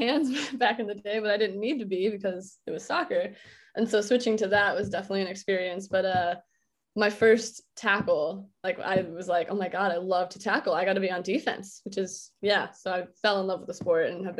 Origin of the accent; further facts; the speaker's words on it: Oregon, United States; moved away as an adult; also born or lived in Florida; I grew up playing soccer in Oregon.